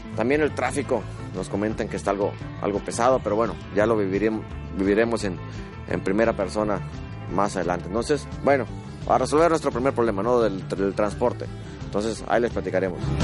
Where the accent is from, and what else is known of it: Mexico